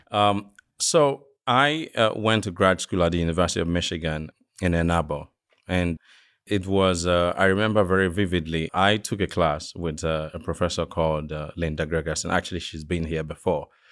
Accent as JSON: {"language": "English", "region": "western Nigeria", "country": "Nigeria", "tie": "born or raised there", "moved": "yes", "said": "I grew up in the West, uh, of Nigeria"}